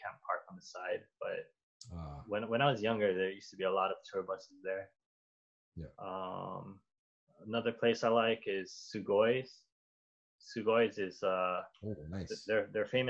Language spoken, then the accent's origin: English; Honolulu, Hawaii, United States; moved away; Well, I'm from Kalihi